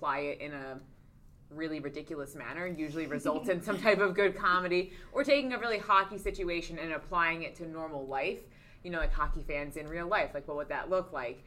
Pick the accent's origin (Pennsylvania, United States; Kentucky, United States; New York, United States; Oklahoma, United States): Pennsylvania, United States; Philadelphia; I'm from Philly